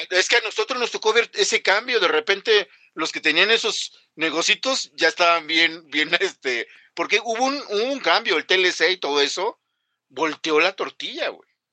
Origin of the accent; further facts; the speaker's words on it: Mexico; somos mexicanos